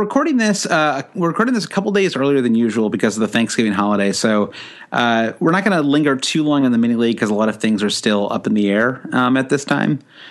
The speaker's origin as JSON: {"language": "English", "region": "Midwest", "country": "United States", "said": "we're from the Midwest. We're always pretty nasal."}